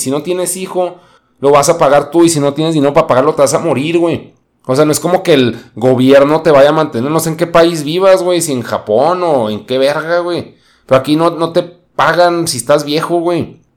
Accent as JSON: {"language": "Spanish", "country": "Mexico", "said": "así somos los mexicanos"}